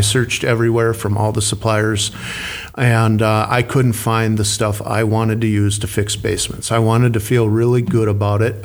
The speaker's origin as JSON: {"language": "English", "region": "Minnesota", "country": "United States", "tie": "born or raised there"}